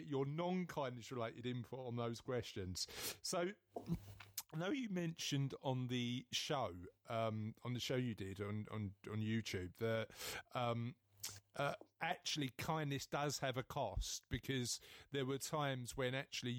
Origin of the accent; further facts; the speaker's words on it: London, United Kingdom; I'm from East London